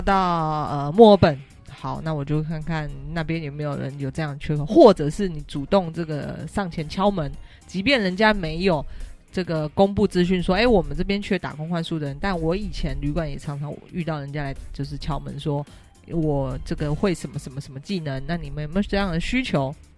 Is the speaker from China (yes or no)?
no; Taiwan; 因为我是台湾人